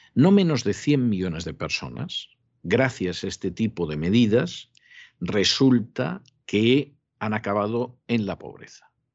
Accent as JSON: {"language": "Spanish", "country": "Spain", "moved": "yes", "said": "en España, que es mi país de origen"}